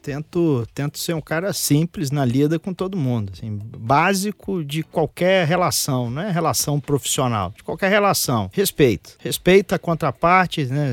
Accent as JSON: {"language": "Portuguese", "town": "Itaperuna", "region": "Rio de Janeiro", "country": "Brazil", "said": "eu sou da roça, eu sou lá de Itaperuna, interior do estado do Rio de Janeiro"}